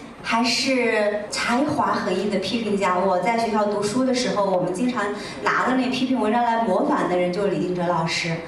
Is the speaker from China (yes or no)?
yes; China; 大概是这二十年来我们中国人我们自己个人成长的一抹精神的底色